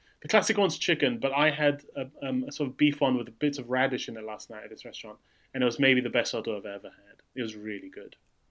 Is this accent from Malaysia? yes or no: yes; Malaysia; moved away; I grew up in Malaysia, which is very, very good food.